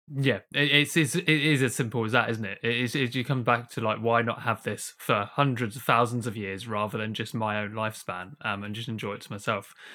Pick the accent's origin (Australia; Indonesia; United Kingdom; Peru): United Kingdom; As a British person